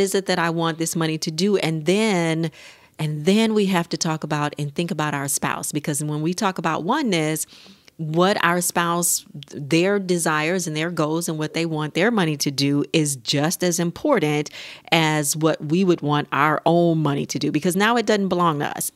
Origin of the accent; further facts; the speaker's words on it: United States; we as American couples